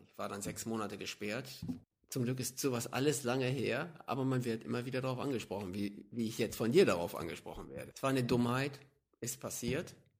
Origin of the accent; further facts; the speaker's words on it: Hanstedt, Lower Saxony, Germany; also born or lived in Stade; Ich lebe, bin aufgewachsen in der Lüneburger Heide.